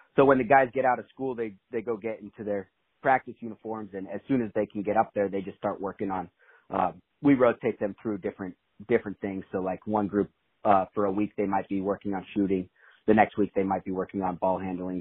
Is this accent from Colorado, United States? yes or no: no; Vale, Oregon, United States; I grew up in Vale, Oregon. So that's in Eastern